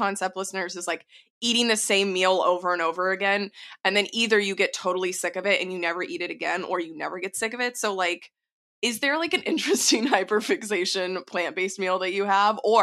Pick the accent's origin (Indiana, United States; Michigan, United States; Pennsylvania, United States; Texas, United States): Texas, United States; I'm from Texas